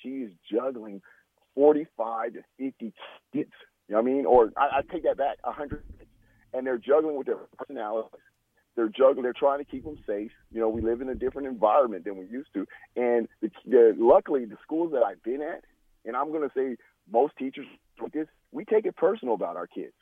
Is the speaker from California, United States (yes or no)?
yes; California, United States; moved away; I'm from Cali